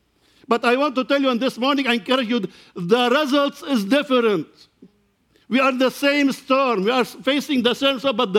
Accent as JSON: {"language": "English", "country": "Lebanon", "second_language": "English", "said": "As you know, I come from Lebanon. I am pastoring Church of God in Lebanon and Syria."}